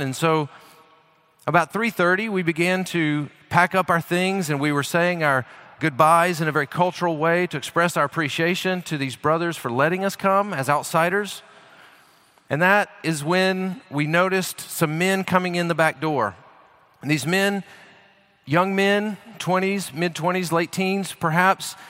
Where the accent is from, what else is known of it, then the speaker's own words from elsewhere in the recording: United States; I'm an American